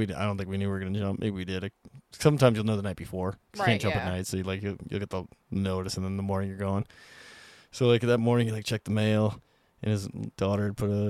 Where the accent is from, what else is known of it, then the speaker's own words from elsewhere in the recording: Whitehall, Montana, United States; Got my Miles City jump in Whitehall. So like in my hometown.